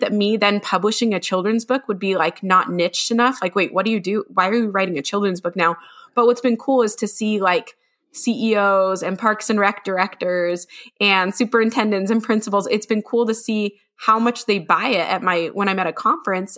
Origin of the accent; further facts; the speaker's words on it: Utah, United States; I'm from Little Utah